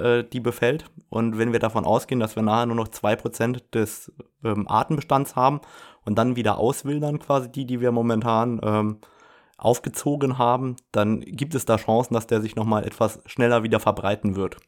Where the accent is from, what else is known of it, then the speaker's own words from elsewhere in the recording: Saarland, Germany; bei mir in der frankophonen Region aus dem Saarland, wo ich herkomme